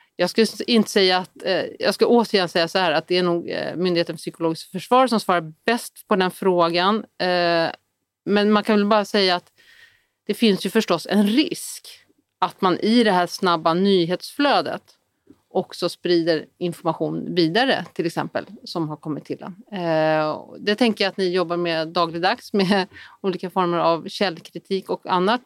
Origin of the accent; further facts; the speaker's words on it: Sweden; vi är otroligt många svenskar